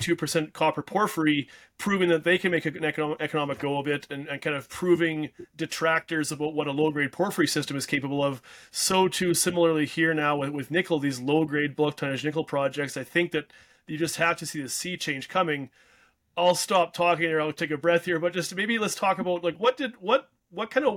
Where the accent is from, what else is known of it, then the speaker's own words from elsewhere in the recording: Canada; I'm a Canadian